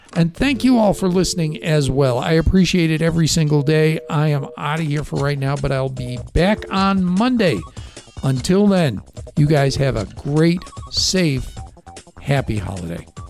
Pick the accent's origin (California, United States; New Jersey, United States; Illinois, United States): Illinois, United States; Chicago; accent: Chicago; now in Safford, United States; My Chicago accent